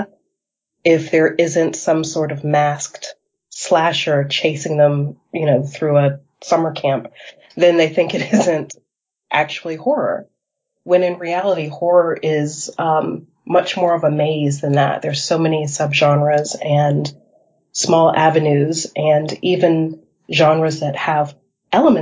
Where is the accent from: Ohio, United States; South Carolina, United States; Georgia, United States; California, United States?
South Carolina, United States; Charleston; moved away as an adult; now in England, United Kingdom; I am originally from Charleston, South Carolina, so I am a Southern girl